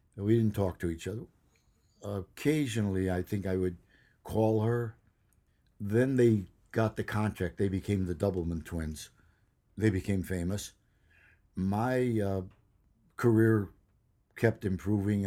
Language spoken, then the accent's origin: English; Chicago, Illinois, United States; moved away as an adult; also born or lived in Madison, Wisconsin / Los Angeles; a kid growing up in Chicago